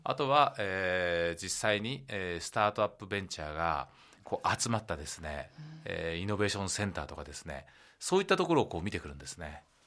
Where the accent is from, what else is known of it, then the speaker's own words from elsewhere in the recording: Gunma, Japan; moved away; also born or lived in Tokyo; 私も東京に出ていてなんとかこう地元の群馬